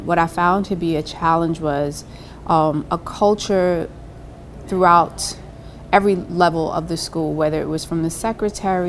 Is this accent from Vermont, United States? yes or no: no; New York City, New York, United States; being born and raised in Brooklyn